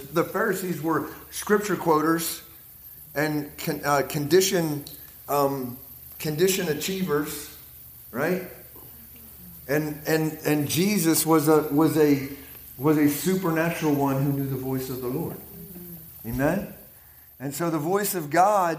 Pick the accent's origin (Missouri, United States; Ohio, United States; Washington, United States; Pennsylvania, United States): Pennsylvania, United States; accent: Pittsburghese; I'm from Pennsylvania. We're kind of, oh, we speak weird. Even in the U.S., we speak weird. It's called Pittsburghese